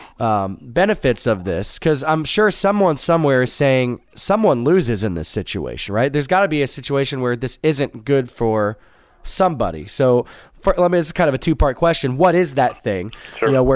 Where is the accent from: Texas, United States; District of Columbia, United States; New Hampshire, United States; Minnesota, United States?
Texas, United States; Plano; I grew up in Plano